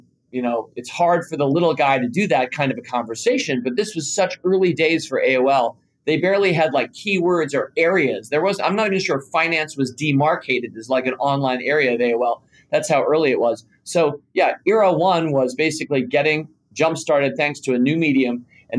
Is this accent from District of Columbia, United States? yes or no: yes; Washington, District of Columbia, United States; also born or lived in Southborough, Massachusetts / Chapel Hill, North Carolina; I was born into a family here in Washington, D.C., which is kind of the area where the Motley Fool remains based 26 years later. But my brother and sister and I grew up right in Washington, D.C.